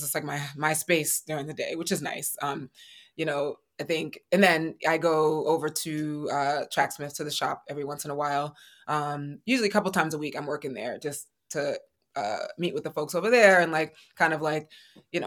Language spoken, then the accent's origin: English; New York City, New York, United States; I love New York. I'm a New Yorker